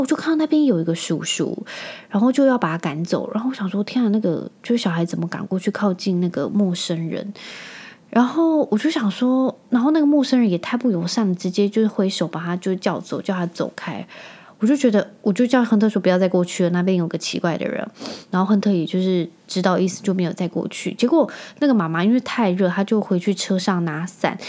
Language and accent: Chinese; Penghu County, Taiwan; 我那时候小时候啊，我就是住在澎湖，